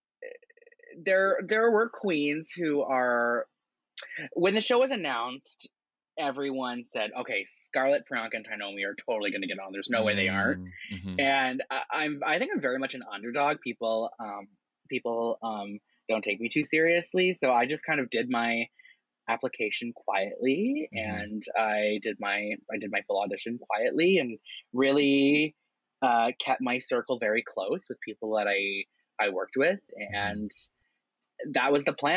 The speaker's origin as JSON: {"language": "English", "town": "Windsor", "region": "Ontario", "country": "Canada", "tie": "born or raised there", "lives_now": "Toronto, Canada", "said": "I was living in Windsor, Ontario, which is like a cute little city. It's my hometown"}